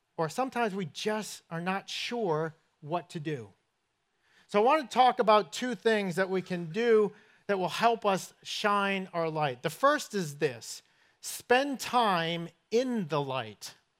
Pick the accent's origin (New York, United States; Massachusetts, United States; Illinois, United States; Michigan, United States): Massachusetts, United States; Somerset; accent: northern; moved away; I grew up in southern New England in a place called Somerset, Massachusetts